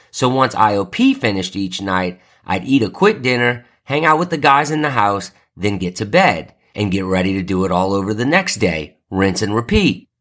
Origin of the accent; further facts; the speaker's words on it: New Orleans, Louisiana, United States; moved away; I'm from New Orleans, so I'm a huge Saints fan